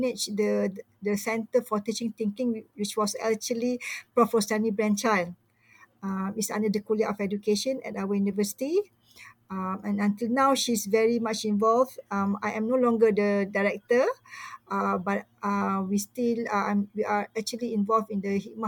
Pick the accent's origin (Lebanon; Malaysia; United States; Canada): Malaysia; I'm a Malaysian also, Malay, Malaysian, Muslim, Malaysian